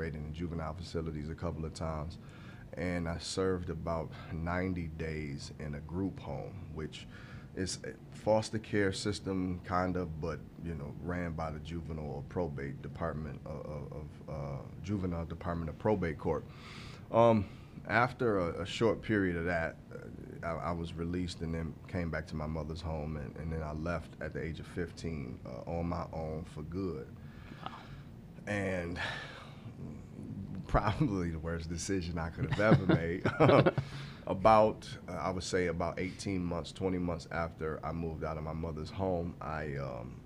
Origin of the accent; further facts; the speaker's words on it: Grand Rapids, Michigan, United States; I am technically from West Michigan, Grand Rapids. Born and raised there until I was about 16 years old